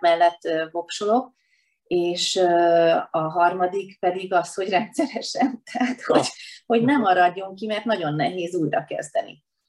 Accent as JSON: {"language": "Hungarian", "town": "Veszprém", "region": "Veszprém County", "country": "Hungary", "tie": "born or raised there", "said": "tehát én minden utcát jóformán ismerek ott, ahol felnőttem, a stadion környékén, aztán éltem a Haszkóvó lakótelepen, most pedig a Kalmár tér környékén, tehát úgy összességében úgy bármelyik területét ismerem Veszprémnek"}